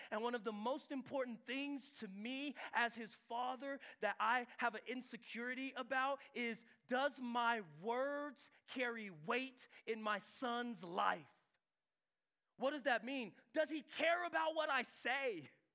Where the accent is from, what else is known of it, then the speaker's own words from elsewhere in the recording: San Diego, California, United States; I'm from San Diego